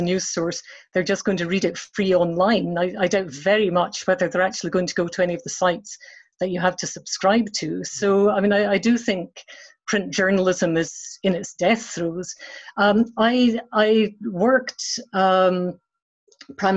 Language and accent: English; Edinburgh, Scotland, United Kingdom; I grew up in Marchmont Road in Edinburgh